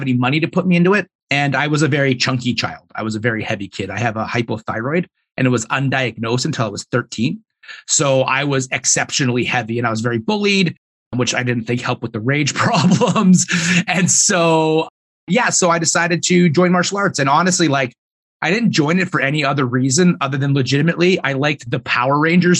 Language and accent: English; Edmonton, Alberta, Canada; So I'm born and raised in Edmonton. I still live here.